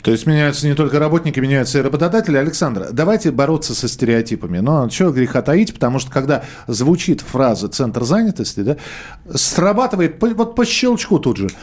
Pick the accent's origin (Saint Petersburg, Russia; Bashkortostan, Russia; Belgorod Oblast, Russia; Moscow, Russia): Moscow, Russia; Я живу в Москве, я родился в Москве